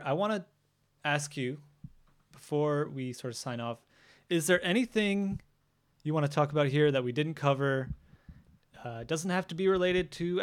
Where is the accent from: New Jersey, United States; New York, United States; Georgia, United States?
New Jersey, United States; I'm from Jersey.